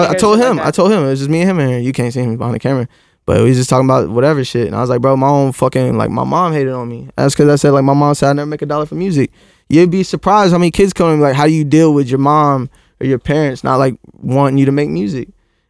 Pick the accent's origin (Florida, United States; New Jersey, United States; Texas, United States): Florida, United States; That's where I come from Florida.